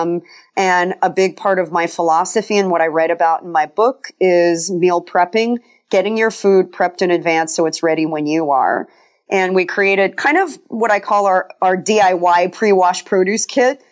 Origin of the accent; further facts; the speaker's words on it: Colorado, United States; kind of a tree hugger growing up in Colorado